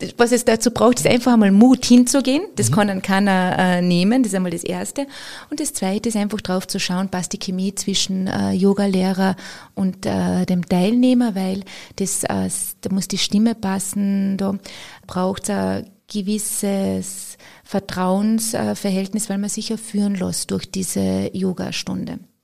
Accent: Austria; bei uns in Österreich

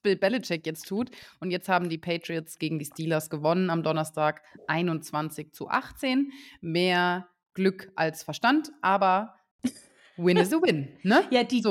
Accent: Saarbrücken, Saarland, Germany; ich komme ja aus Saarbrücken

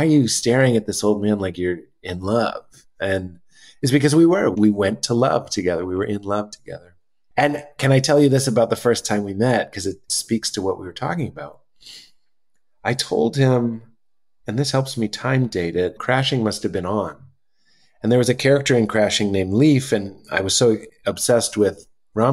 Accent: Boston, Massachusetts, United States; We're both from Boston, the Boston area

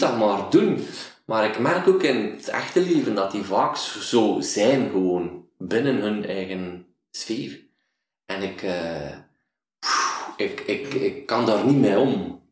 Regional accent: Waasland, Flanders, Belgium; accent: Waasland dialect; een dialect waar ik vandaan kwam, het Waasland, was een doezeken

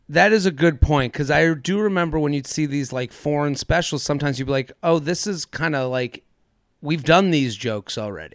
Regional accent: American Northeast, United States; I'm as a American Northeast asshole as, as it comes.

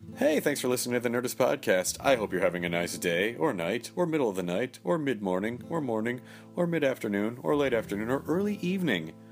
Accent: Memphis, Tennessee, United States; I grew up in Memphis

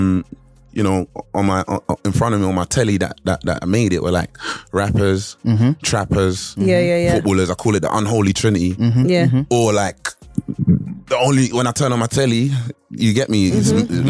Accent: London, United Kingdom; I'm growing up in the ends, I'm growing up in Tottenham making friends

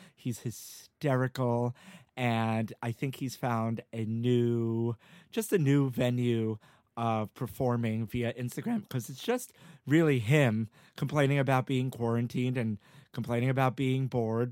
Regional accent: New York, United States; I grew up in New York all my life

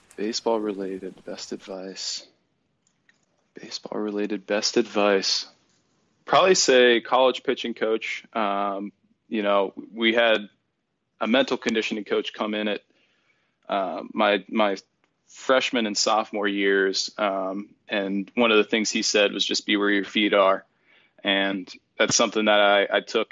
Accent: Erie, Pennsylvania, United States; my hometown of Erie, Pennsylvania

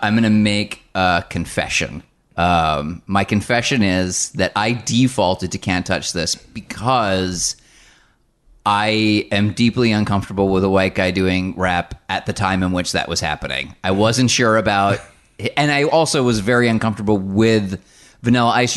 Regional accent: United States; I am from the New Jersey, New York area, so when I was a child, I listened to Z one hundred

